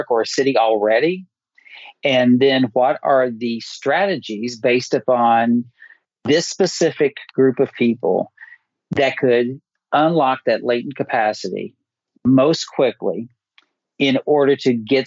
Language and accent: English; Appalachia, United States; somebody who is born and raised in Appalachia